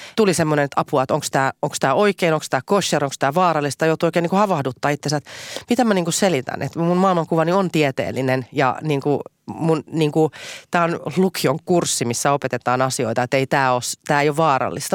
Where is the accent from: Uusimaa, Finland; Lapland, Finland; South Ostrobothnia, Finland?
Uusimaa, Finland; Helsinki; enemmän vielä kuin helsinkiläinen, niin mä oon Itä-Helsinkiläinen